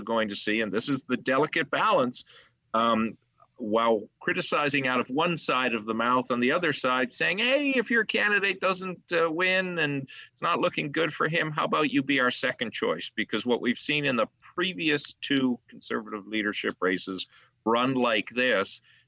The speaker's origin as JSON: {"language": "English", "region": "Newfoundland and Labrador", "country": "Canada", "said": "Alan, I'm from Newfoundland, and I don't even eat fish."}